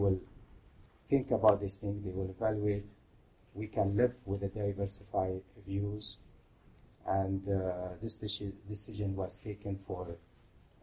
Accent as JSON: {"language": "English", "country": "Qatar", "said": "I am from Qatar."}